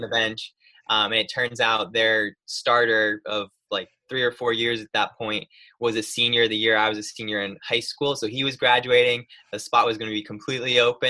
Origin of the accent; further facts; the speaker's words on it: Lansing, New York, United States; moved away as an adult; now in North Carolina, United States; I'm technically from a tiny little town called Lansing, just outside of it